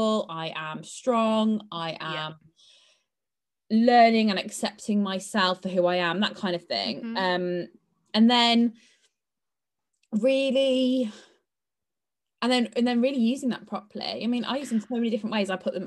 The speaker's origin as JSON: {"language": "English", "country": "United Kingdom", "said": "we are, as typical British people, brought up not to shout about ourselves"}